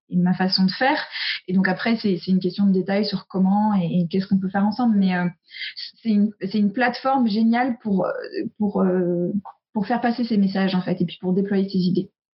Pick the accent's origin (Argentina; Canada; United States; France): United States; moved away; j'ai grandi aux US